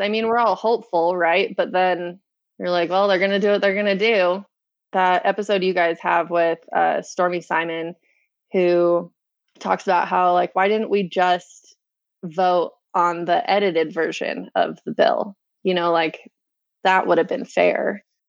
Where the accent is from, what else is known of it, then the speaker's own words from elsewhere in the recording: West Point, Utah, United States; I grew up, born and raised in West Point, Utah.